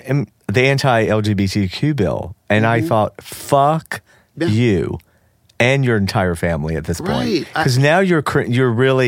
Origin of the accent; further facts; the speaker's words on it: Georgia, United States; moved away; Remember, I grew up. Georgia was a Democratic state.